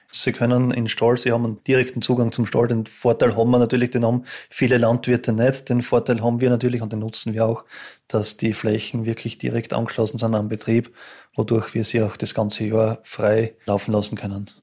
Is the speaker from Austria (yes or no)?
yes; Styria, Austria; moved away as an adult; now in St. Gertraud, Austria; ich bin ursprünglich aus der Steiermark und eben daher geheiratet.